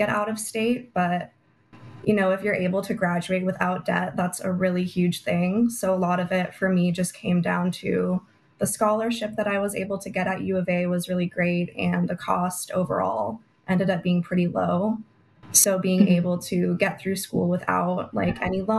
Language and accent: English; Prescott, Arizona, United States; Republican Women of Prescott in my hometown